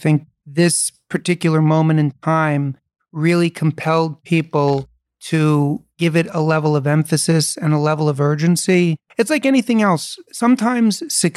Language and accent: English; New York City, New York, United States; I was born and raised in New York City.